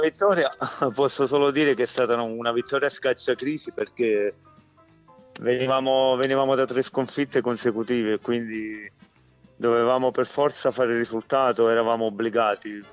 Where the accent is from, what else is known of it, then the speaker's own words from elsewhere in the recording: Eboli, Campania, Italy; io sono sono campano, sono di Eboli